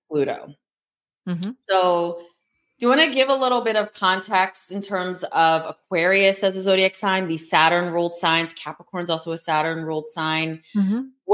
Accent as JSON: {"language": "English", "country": "United States", "tie": "born or raised there", "also_born_or_lived": "New York City", "said": "Americans that grew up here and born here"}